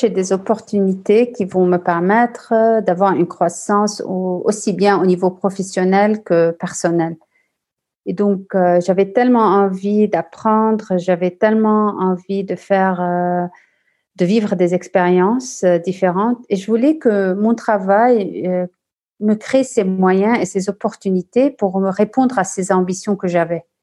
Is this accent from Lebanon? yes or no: yes; Lebanon; also born or lived in France / Australia / Dubai / Vancouver; je suis originaire du Liban et j'ai un peu d'italien en moi du côté de ma mère.